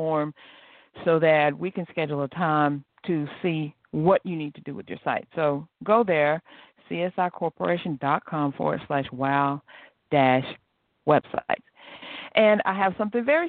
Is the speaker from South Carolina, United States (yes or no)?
yes; South Carolina, United States; I'm from South Carolina, too